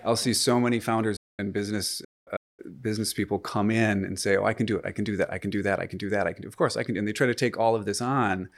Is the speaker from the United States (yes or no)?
yes; United States; moved away as an adult; also born or lived in Michigan; now in Canada; I'm American, uh, originally.